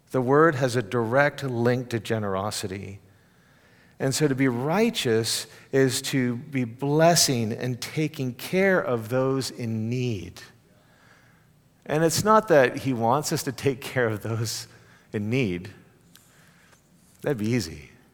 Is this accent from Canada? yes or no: yes; Canada; now in Texas, United States; as a Canadian